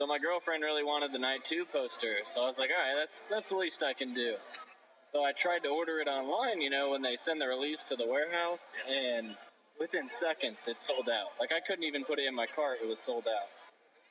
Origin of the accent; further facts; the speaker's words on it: Indianapolis, Indiana, United States; I'm from Indianapolis, so this is my home venue